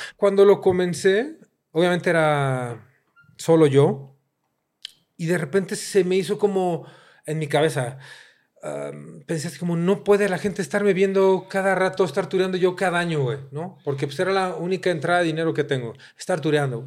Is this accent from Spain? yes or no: no; Mexico City, Mexico; me encanta mi ciudad, ¿no? De repente odio Ciudad... Me... Crecí odiando Ciudad de México